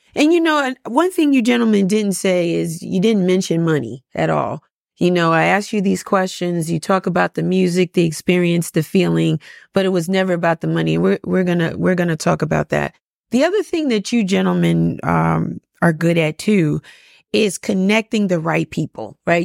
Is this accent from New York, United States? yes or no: yes; New York City, New York, United States; I'm a Bronx girl